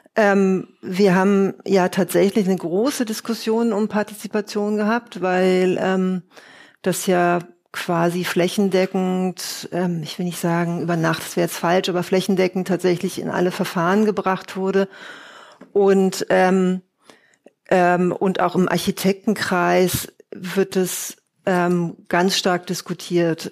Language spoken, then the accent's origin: German; Berlin, Germany; Ich bin Berlinerin